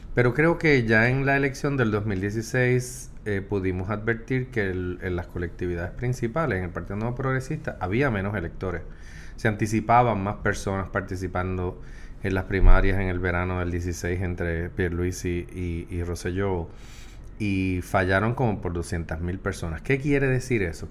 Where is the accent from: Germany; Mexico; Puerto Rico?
Puerto Rico